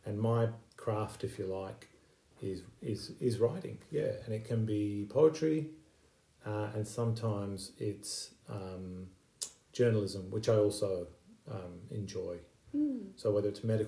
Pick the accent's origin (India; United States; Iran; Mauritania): Iran; also born or lived in United Kingdom; now in Australia; I was born in Iran. My family has a refugee background. We were fortunate to leave Iran and find safety in the UK and then Australia